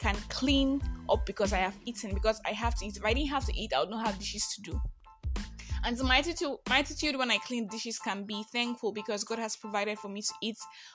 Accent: Nigeria; I am that Nigerian Christian talkaholic

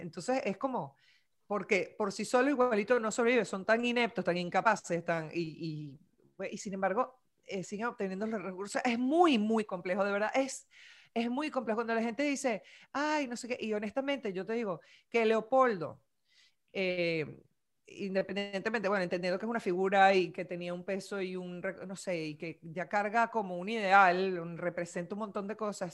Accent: Venezuela; moved away; also born or lived in Miami; me siento venezolana

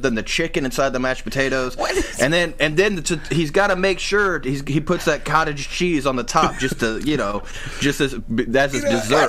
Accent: Indiana, United States; I'm from Indiana. Like, you know, I'm in my mid-30s, and we all grew up on … okay. Where I'm from, man.

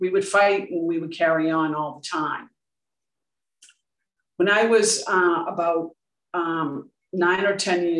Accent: Boston, Massachusetts, United States; I grew up in Dorchester, Massachusetts, which is in the USA

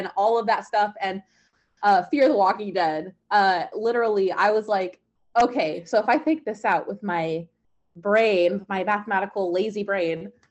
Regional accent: Portland, Oregon, United States; also born or lived in California; I'm from Portland, Oregon.

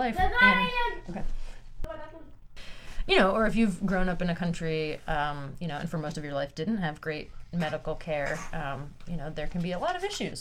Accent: New York, United States; I grew up in New York

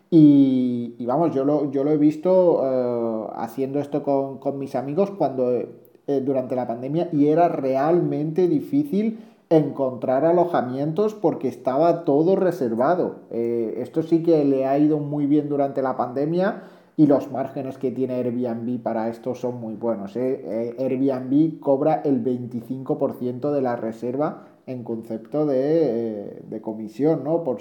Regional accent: Granada, Andalusia, Spain; yo que soy de Granada

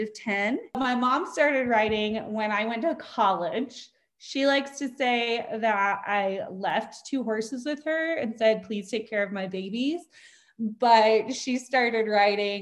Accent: Spokane, Washington, United States; So born and raised in Spokane, Washington, and my whole family's still in the Spokane, Coeur d'Alene area.

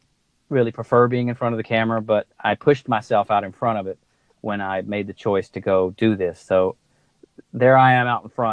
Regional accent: United States; I'm an American

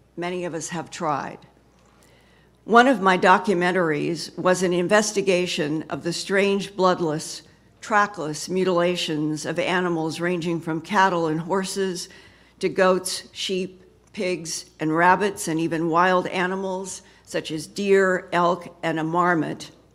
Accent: Boise, Idaho, United States; moved away; I grew up in Boise, Idaho

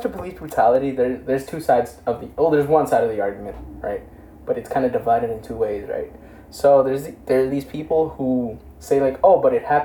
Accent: Elizabeth, New Jersey, United States; we're from Elizabeth, if you don't know. Elizabeth, New Jersey

